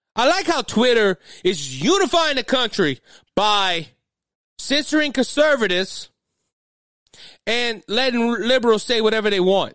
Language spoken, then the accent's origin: English; South Louisiana, United States; I'm from the South, and I'm from the way South. I'm not, I'm not up North Louisiana like the Duckmen are. I am way down there, uh, close to the Bayou.